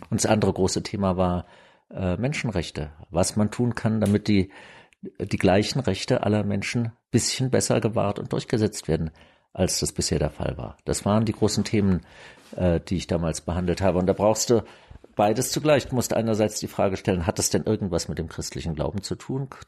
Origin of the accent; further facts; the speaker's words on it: Germany; also ich war ja aufgewachsen im Adenauer Deutschland